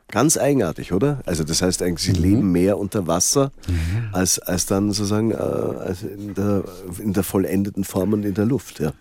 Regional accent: Salzkammergut, Upper Austria, Austria; moved away; also born or lived in Vienna; Ich komme aus dem Salzkammergut

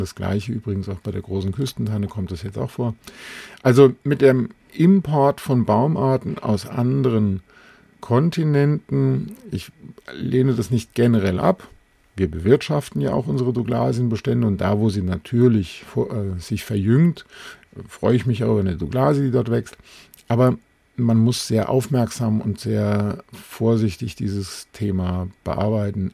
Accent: Alsfeld, Hesse, Germany; meiner Heimatstadt in Alsfeld in Hessen

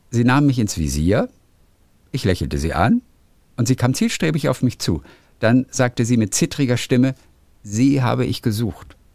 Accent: Rochlitz, Saxony, Germany; born there; meine Bilder auf einem kleinen Regionalmarkt in meiner Geburtsstadt Rochlitz auszustellen

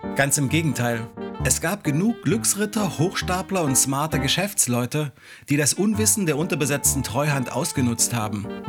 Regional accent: Halle, Saxony-Anhalt, Germany; meiner Heimatstadt Halle

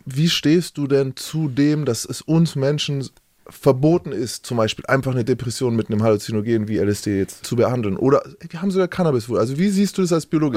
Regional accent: Nuremberg, Bavaria, Germany; ich bin Nürnberger

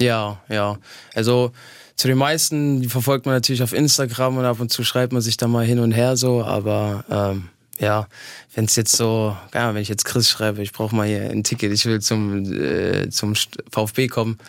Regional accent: eastern Germany, Germany; moved away; also born or lived in Halle an der Saale; ich bin in, in, in, im Osten groß geworden

